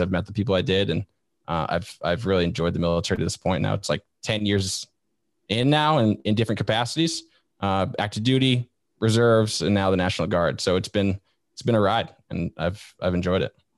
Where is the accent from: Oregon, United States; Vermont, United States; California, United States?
Vermont, United States; moved away as an adult; I grew up in Vermont, like that state that nobody knows exists up in New England.